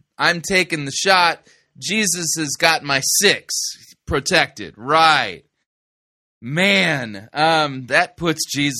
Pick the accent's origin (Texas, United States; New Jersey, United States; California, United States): California, United States; I grew up in Southern California and was living in Arcadia at the time.